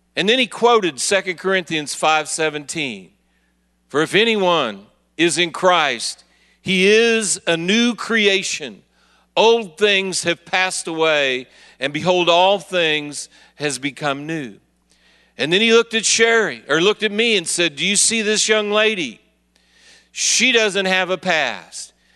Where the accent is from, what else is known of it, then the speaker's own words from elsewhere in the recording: Kansas City, Missouri, United States; I'm from Kansas City, Missouri